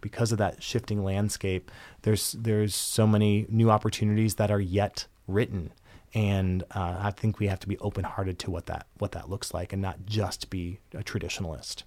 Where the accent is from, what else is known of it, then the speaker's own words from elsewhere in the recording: Minnesota, United States; moved away as an adult; now in Michigan, United States; my home state is Minnesota